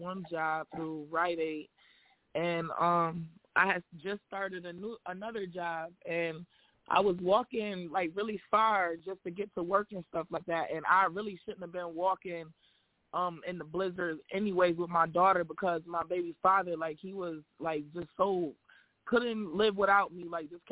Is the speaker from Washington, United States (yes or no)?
no; Syracuse, New York, United States; I'm from Syracuse, New York